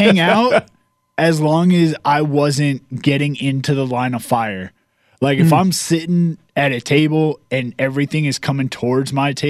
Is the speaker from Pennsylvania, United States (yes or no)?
no; Virginia, United States; I grew up in Virginia, and we had a Waffle House in the nearest town where I lived.